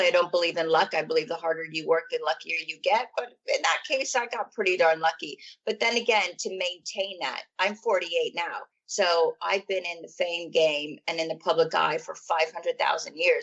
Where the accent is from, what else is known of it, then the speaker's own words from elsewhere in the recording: California, United States; moved away as an adult; now in London, United Kingdom; I was born in California in a place called Hossian Heights, really, really small town. And I moved to London when I was, oh my goodness, 24 or 25.